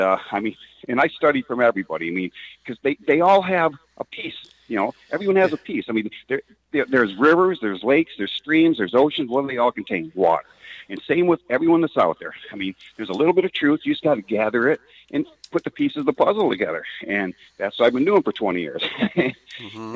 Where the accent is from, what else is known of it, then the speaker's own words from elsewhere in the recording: Detroit, Michigan, United States; I grew up in Detroit